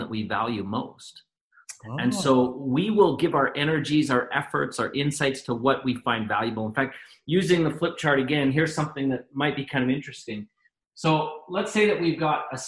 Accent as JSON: {"language": "English", "country": "Canada", "said": "we're both Canadian"}